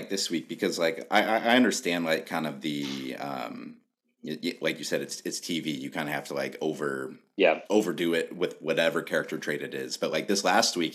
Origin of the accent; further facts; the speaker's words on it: Alaska, United States; moved away; when I was a kid growing up in Alaska